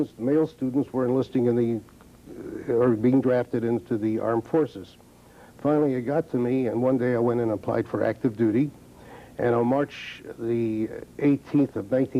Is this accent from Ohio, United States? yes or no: yes; Columbus, Ohio, United States; I was born in Columbus, Ohio